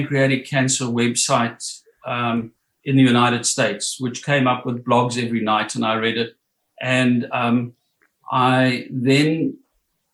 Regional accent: South Africa; moved away as an adult; also born or lived in Johannesburg, South Africa / Durban, South Africa; now in Coffs Harbour, Australia; I was born and brought up in South Africa

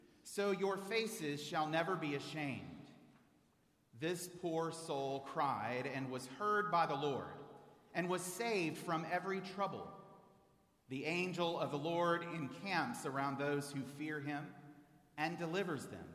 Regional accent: Houston, Texas, United States; now in Dallas, United States; I'm a native of Houston

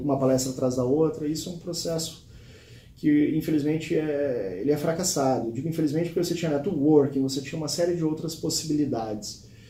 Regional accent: Rio Grande do Sul, Brazil; Eu sou natural do Rio Grande do Sul

